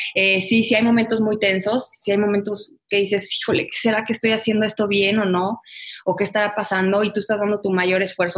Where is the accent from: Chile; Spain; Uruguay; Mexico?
Mexico; Guadalajara, Jalisco; Yo nací en Guadalajara, toda mi familia es de Guadalajara